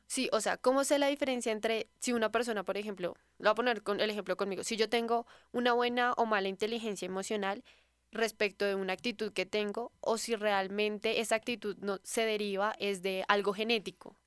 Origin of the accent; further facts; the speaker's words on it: Colombia; muy de los colombianos, pero nosotros tenemos como esa maña